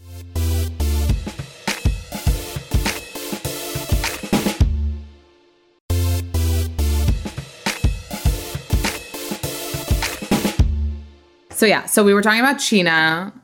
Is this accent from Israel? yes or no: yes; Israel; moved away; I'm from Israel. I mean, from, we lived in Israel a lot of our lives and I got engaged there